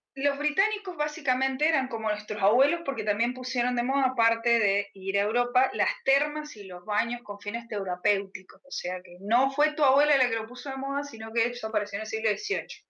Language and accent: Spanish; Mendoza, Argentina; Soy de Mendoza también, pero estoy mucho más al